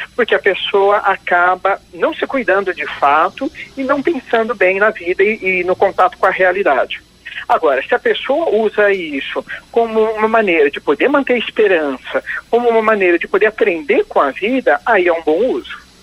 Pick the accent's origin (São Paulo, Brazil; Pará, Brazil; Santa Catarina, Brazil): São Paulo, Brazil; Indaiatuba; moved away as an adult; now in Londrina, Brazil; Agora já moro 17 anos em Londrina, e, mas eu sou original de Indaiatuba, no estado de São Paulo.